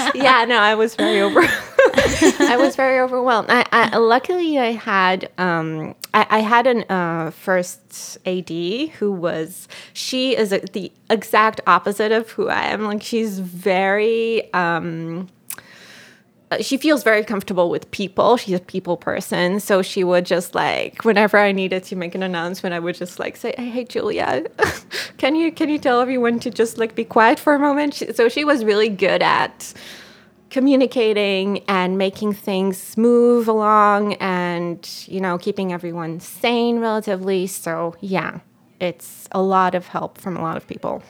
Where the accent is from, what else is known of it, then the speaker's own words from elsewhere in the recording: Israel; first language Hebrew; English is a second language; moved away as an adult; now in United States; when I speak Hebrew, my voice becomes, it's almost like I'm, I'm a kid again